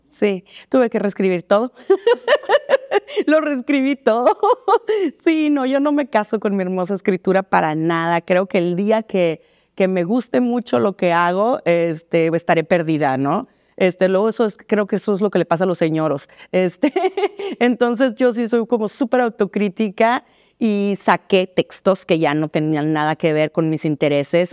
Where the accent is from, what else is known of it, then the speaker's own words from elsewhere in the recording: Mexicali, Baja California, Mexico; me sentí un poco este, extranjera en mi pueblo, ¿no? Porque no allá en Mexicali es, muy, es una frontera muy distinta